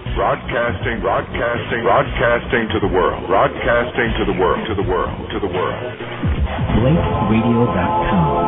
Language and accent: English; United States; now in Panama; I'm African American and grew up in uh, 50s, 60s, and 70s